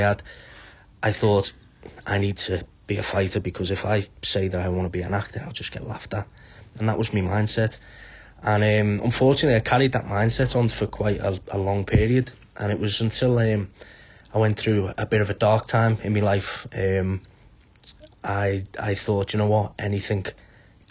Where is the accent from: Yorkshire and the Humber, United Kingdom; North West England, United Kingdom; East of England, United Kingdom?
North West England, United Kingdom; Wallasey; moved away as an adult; also born or lived in Liverpool; now in Wales; My mum's from Wallasey, so I grew up in Wallasey. Moved to Liverpool when I was about 15, 16. So, but I'm now living in Wales